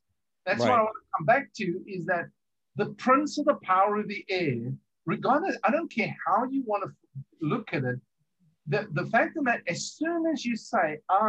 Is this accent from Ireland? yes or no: no; South Africa; also born or lived in England / America; we're from originally from South Africa. We've lived in England.